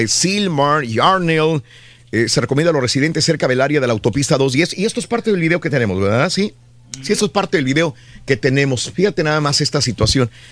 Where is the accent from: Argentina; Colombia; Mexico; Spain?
Mexico; Matamoros, Tamaulipas; moved away; mi pueblo, que es Matamoros, cuando yo viví, cuando era niño allá